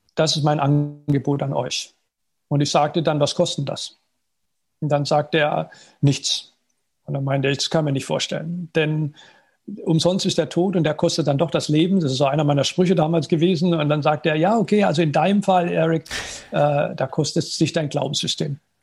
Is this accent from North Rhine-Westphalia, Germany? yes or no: no; at the French border, Baden-Württemberg, Germany; also born or lived in United States; ich bin aufgewachsen in mittelständischer Familie im Badischen, an der französischen Grenze